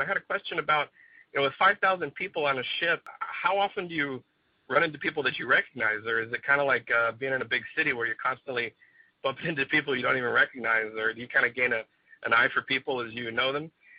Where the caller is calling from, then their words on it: Hawaii, United States; I'm calling from Hawaii.